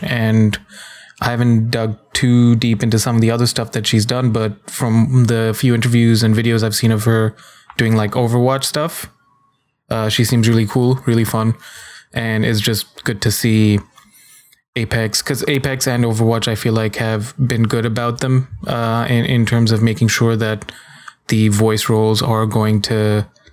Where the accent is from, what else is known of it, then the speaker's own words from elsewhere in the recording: India; I'm an Indian man